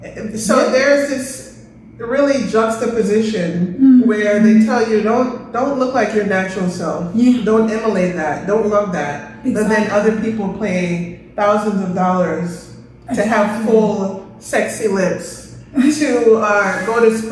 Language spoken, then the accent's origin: English; Kingston, Jamaica; So, you know, I'm from Kingston, Jamaica, the heart of the ghetto.